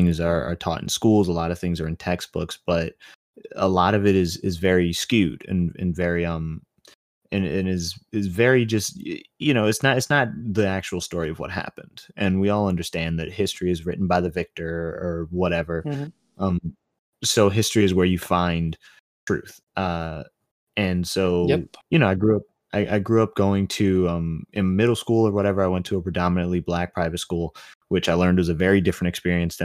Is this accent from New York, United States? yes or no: yes; New York City, New York, United States; I was born in Brooklyn